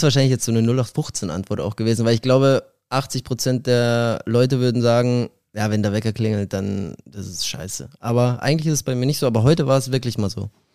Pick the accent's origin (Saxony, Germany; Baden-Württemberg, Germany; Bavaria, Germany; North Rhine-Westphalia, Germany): Bavaria, Germany; Glonn; moved away as an adult; also born or lived in Ebersberg / Berlin; now in Halle, Germany; ich bin in Ebersberg geboren, das ist in der Nähe von München und habe 18 Jahre in Glong gelebt